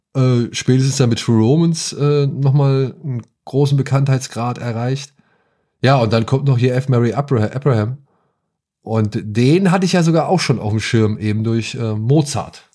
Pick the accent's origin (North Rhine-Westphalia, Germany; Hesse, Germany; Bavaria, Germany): Hesse, Germany; hier bei uns in Hessen